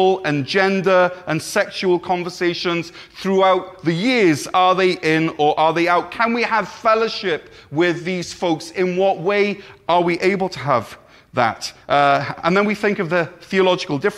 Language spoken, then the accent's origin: English; Neath, Wales, United Kingdom; my first ever proper job at a sports shop in my hometown of Neath